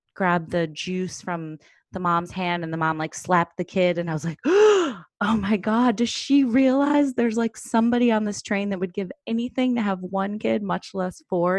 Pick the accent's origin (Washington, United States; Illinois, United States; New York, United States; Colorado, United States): Illinois, United States; Chicago; now in Brooklyn, United States; I grew up in Chicago, I live in Brooklyn now